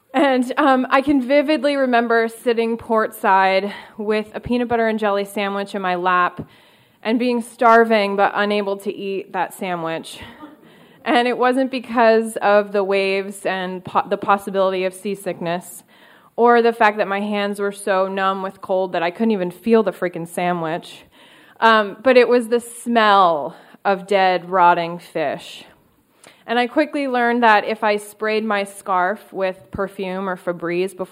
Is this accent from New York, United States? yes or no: yes; Syracuse, New York, United States; moved away; I'm from Syracuse, New York, and I live in cold, harsh conditions